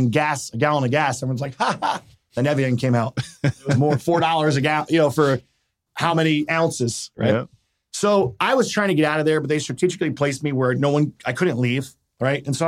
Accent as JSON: {"language": "English", "town": "Cherry Hill", "region": "New Jersey", "country": "United States", "tie": "born or raised there", "also_born_or_lived": "Philadelphia", "said": "we grew up in Cherry Hill, New Jersey"}